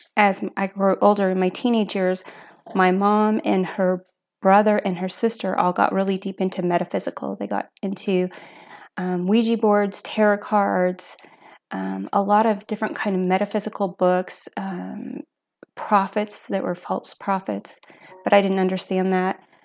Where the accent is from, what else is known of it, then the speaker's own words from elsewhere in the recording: Asotin, Washington, United States; also born or lived in Lewiston; I was originally from Lewiston, and then I grew up in Asotin